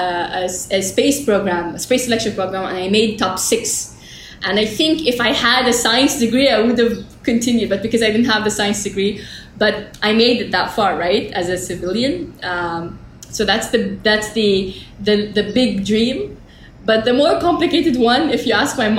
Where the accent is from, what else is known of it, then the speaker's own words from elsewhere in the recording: Jeddah, Makkah Province, Saudi Arabia; I was born in Jeddah, Hayya Rawda, in the desert